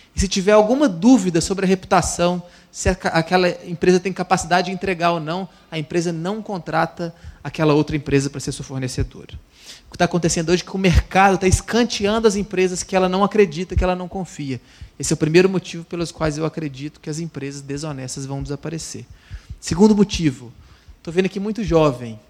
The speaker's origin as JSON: {"language": "Portuguese", "town": "Itabira", "region": "Minas Gerais", "country": "Brazil", "tie": "born or raised there", "said": "Eu sou é, mineiro, nascido e criado em Itabira, Minas Gerais"}